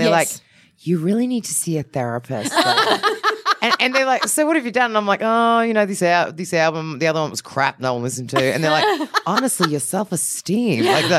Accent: Australia; also born or lived in United States; I'm too Aussie.

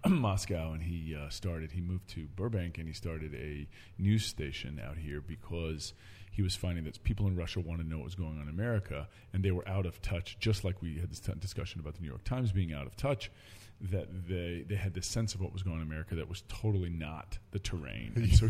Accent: Oxford, South East England, United Kingdom; born there; I was born in Oxford, England, and my mother's British, my grandfather's British, all the way back.

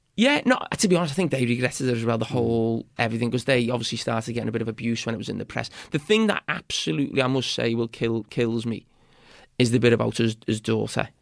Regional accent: Bootle, North West England, United Kingdom; I'm from Bo-, Bootle, which is probably one of the poorest

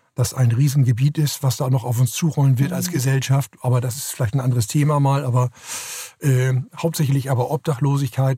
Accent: Hamburg, Germany; ich komme aus Hamburg, bin in Hamburg groß geworden, habe die ersten 21 Jahre meines Lebens hier verbracht

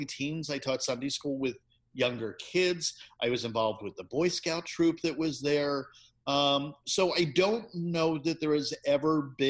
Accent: Bucks County, suburban Philadelphia, Pennsylvania, United States; when we moved from Philadelphia to suburban Philadelphia out in Bucks County, when I was probably about six, back in the 60s

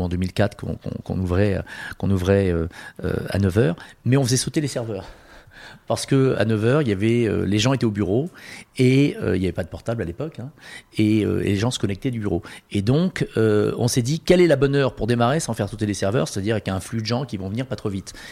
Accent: Marseille, Provence-Alpes-Côte d'Azur, France; je suis marseillais

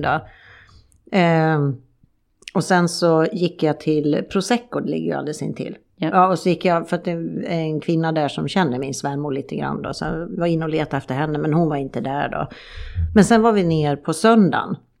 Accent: Sweden; moved away; hemma i Sverige

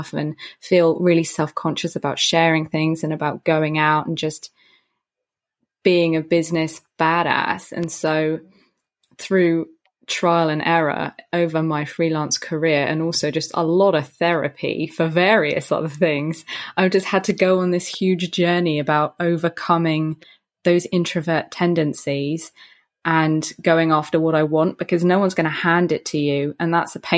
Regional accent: Brighton, South East England, United Kingdom; now in London, United Kingdom; Born in London. My dad is a Londoner, a Cockney Londoner. So you get the pure Dick Van Dyke experience with my dad. Well, in America, I reckon that's what it would be. In the UK, he's like EastEnders type, Danny Dyer type of a dad. And I was raised on the South Coast in a town called Brighton

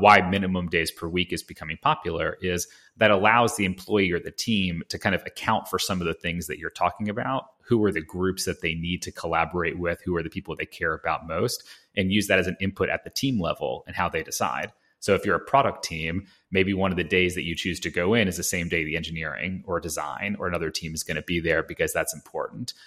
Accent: Atlanta, Georgia, United States; We grew up in Atlanta

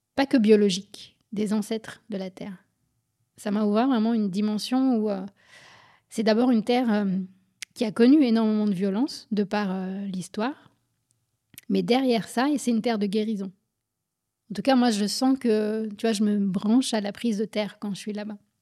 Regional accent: Paris suburbs, Île-de-France, France; moved away; also born or lived in Berlin, Germany / Guadeloupe; J'ai grandi en France, en banlieue parisienne, puis à Berlin

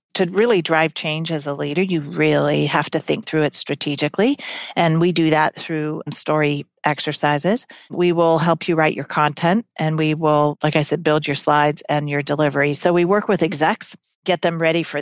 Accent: California, United States; also born or lived in Chico, California / Mississippi; I grew up mostly in California, went to junior high in a little small town in Northern California called Chico

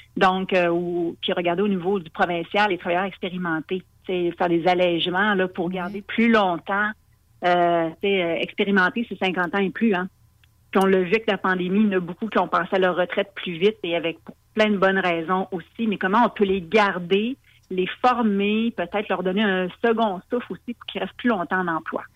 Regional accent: Lévis, Quebec, Canada; chez nous à Lévis

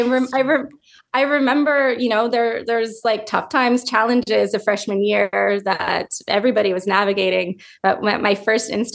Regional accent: California, United States; moved away as an adult; I grew up in California

